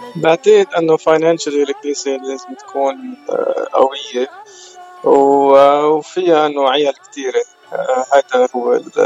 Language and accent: Arabic; Baabda, Mount Lebanon, Lebanon; moved away as an adult; also born or lived in Riverside; أنا الأصل من لبنان بعبدة صار لي بالاغتراب من آه، سنة 1998